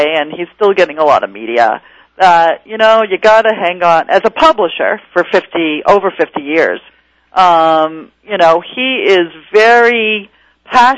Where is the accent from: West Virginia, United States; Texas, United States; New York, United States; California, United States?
New York, United States; New York City; I grew up in Corona, okay, which was a very Italian neighborhood in Queens, New York